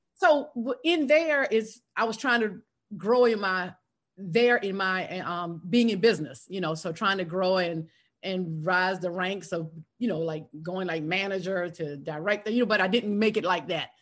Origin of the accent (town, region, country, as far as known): South Carolina, United States; born or raised there; moved away as an adult; now in Atlanta, United States